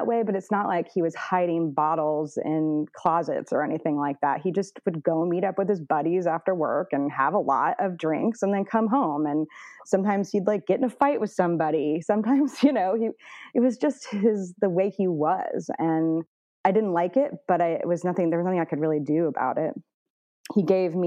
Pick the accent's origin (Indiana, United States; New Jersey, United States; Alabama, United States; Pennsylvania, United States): Indiana, United States; Indianapolis; now in Northern California, United States; I grew up in Indianapolis, Indiana, and, you know, kind of like the northern suburbs